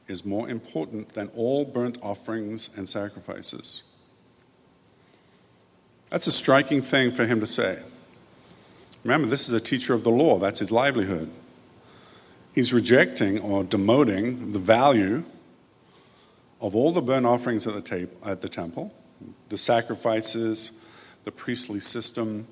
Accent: England, United Kingdom; Although I grew up in England, I didn't go to church

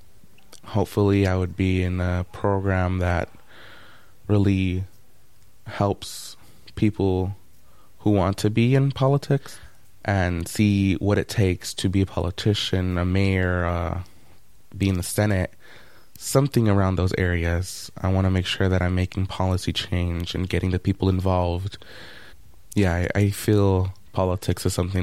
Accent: Oakland, California, United States; Growing up, most of my life, I grew up in East Oakland

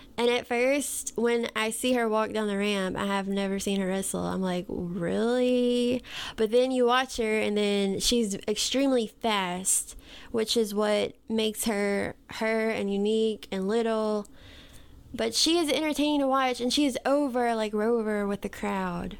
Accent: the South, United States; accent: Southern; we are from the South

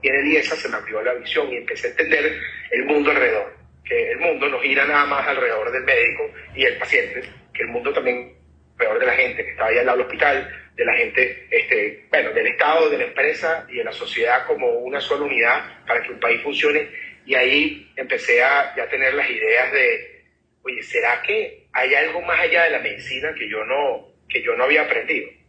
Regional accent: Caracas, Capital District, Venezuela; Yo soy de Caracas, yo soy un, venezolano

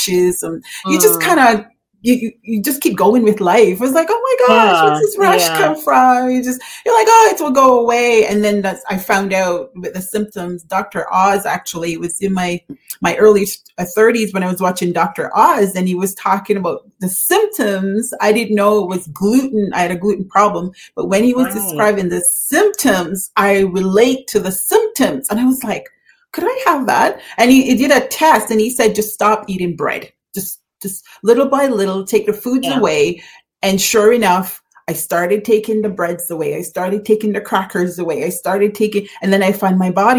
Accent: Jamaica; we love growing up in Jamaica

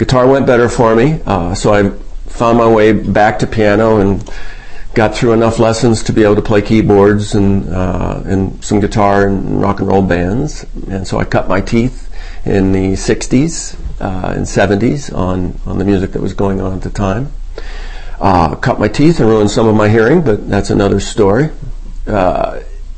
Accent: Salem, Ohio, United States; I was born and raised in Salem, Ohio, small town in Ohio.

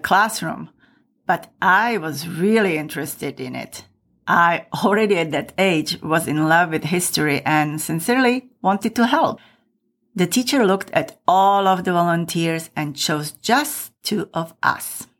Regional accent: Michalovce, Košice Region, Slovakia; my hometown of Michalovce, which is in the very east of Slovakia.

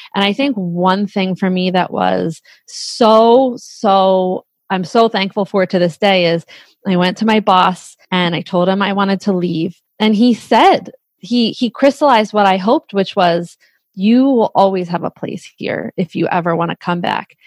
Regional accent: Bucks County, Pennsylvania, United States; we're from Bucks County

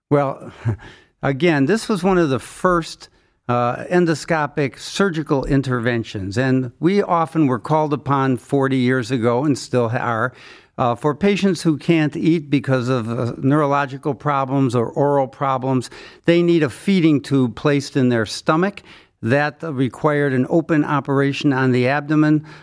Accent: Cleveland, Ohio, United States; born or raised there

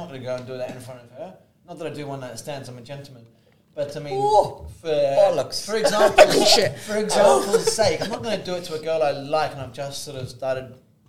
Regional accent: Australia; also born or lived in United Kingdom; I was born in the UK but grew up in Australia.

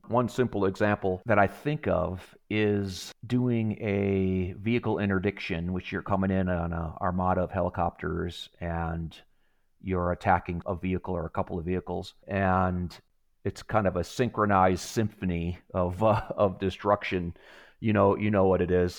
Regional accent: Wisconsin, United States; moved away as an adult; now in Pacific Northwest, United States; I grew up in Wisconsin

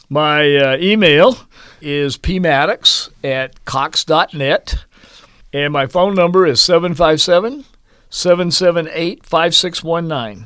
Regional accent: Marietta, Georgia, United States; moved away as an adult; also born or lived in Hawaii; now in Manhattan, Kansas, United States; My dad worked for Lockheed in, uh, in Marietta, Georgia, outside of Atlanta

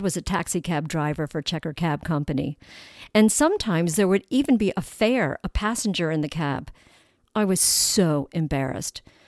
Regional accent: Baltimore, Maryland, United States; We would travel on the twenty-eight transit bus to Howard Street, home to the big department stores in downtown Baltimore

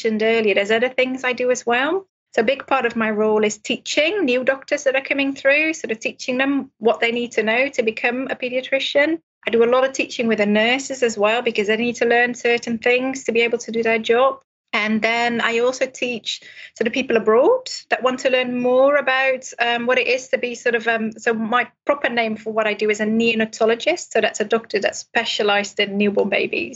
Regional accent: Netherlands; moved away as an adult; now in Cardiff, United Kingdom; I'm originally from Holland, so I didn't train in this country. So I didn't go to school in the UK, I went to school in Holland

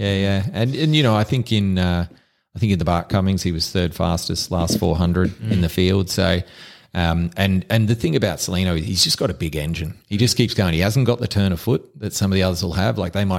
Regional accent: Queensland, Australia; Like I grew up on the Bayside, lots of my mates, we'd go to Doomben or Eagle Farm on the weekend

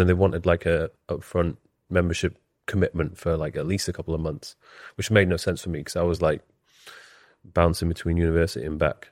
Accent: Leeds, Yorkshire and the Humber, United Kingdom; moved away as an adult; also born or lived in Newcastle / London; I was born and bred in Leeds

